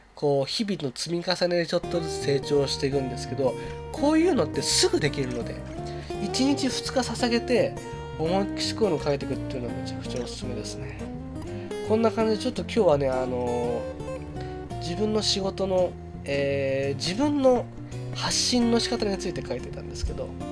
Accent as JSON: {"language": "Japanese", "region": "Chiba", "country": "Japan", "tie": "born or raised there", "said": "自分の地元 である千葉県"}